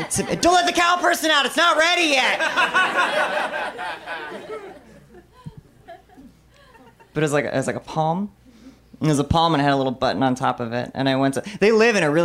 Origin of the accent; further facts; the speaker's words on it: Bartonville, Illinois, United States; moved away; my hometown of Bartonville, Illinois